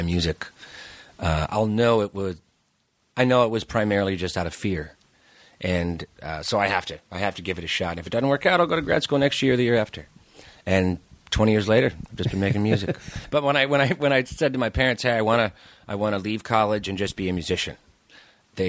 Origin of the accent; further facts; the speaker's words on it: New York, United States; also born or lived in Seattle / Netherlands; now in Los Angeles, United States; Growing up in New York